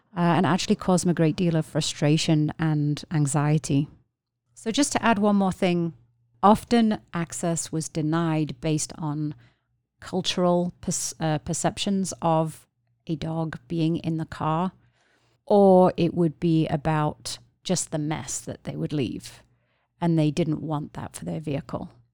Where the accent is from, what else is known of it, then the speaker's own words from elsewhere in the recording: England, United Kingdom; moved away; I'm from England originally